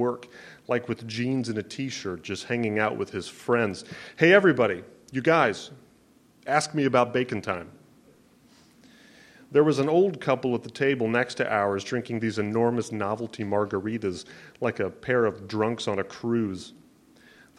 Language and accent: English; Omaha, Nebraska, United States; Speaking of Omaha, that's where I'm from. I'm from the Midwest.